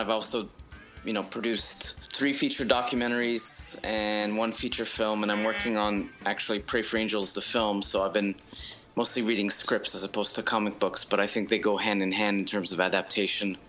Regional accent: France; moved away; I was born and raised in France.

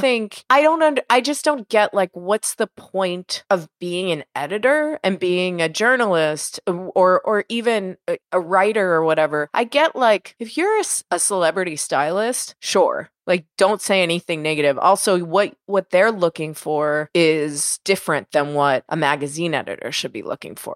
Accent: Pittsburgh, Pennsylvania, United States; now in Los Angeles, United States; I grew up in Pittsburgh

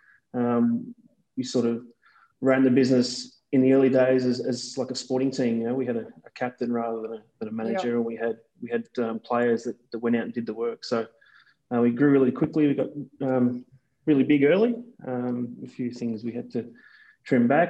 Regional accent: Werribee, Victoria, Australia; I grew up in Werribee in the west of Melbourne

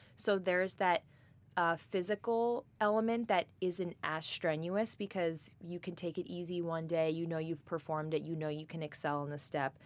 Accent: Great Neck, New York, United States; I am originally from Great Neck, New York, born and raised in Long Island

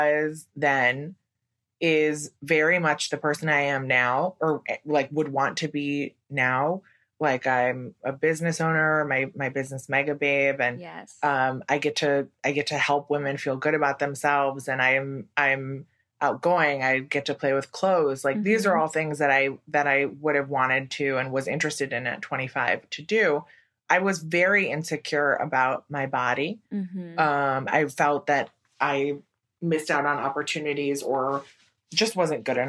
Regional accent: Wisconsin, United States; moved away as an adult; now in New York, United States; I'm from Wisconsin and I moved to New York right after college.

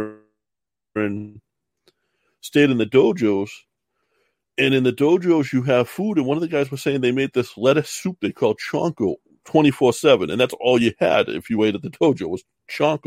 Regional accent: Massachusetts, United States; I'm from Massachusetts

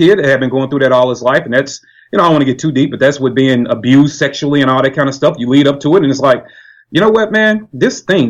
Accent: St. Louis, Missouri, United States; I am from St. Louis, Missouri

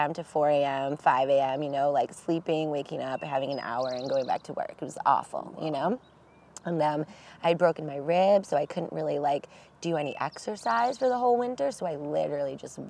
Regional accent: Buffalo, New York, United States; moved away; I grew up in Buffalo.

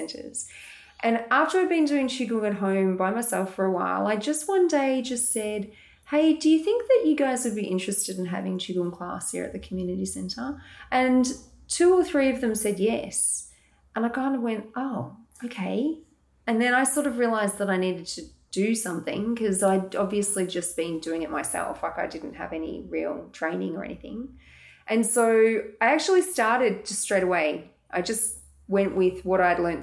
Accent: Morwell, Victoria, Australia; moved away as an adult; also born or lived in Dubai; now in Melbourne, Australia; I grew up in Latrobe Valley, actually. So Morwell, I spent the first 19 years of my life there. And then I came to Melbourne

